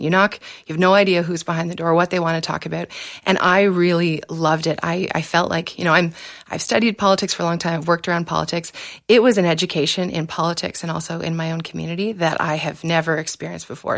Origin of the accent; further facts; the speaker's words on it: Exeter, Ontario, Canada; I was born in Exeter, so it's a small town in South West Ontario, about half an hour outside London